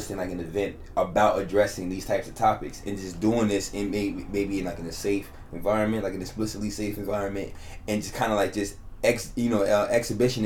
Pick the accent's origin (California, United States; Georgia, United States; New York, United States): New York, United States; New York City; I'm from Harlem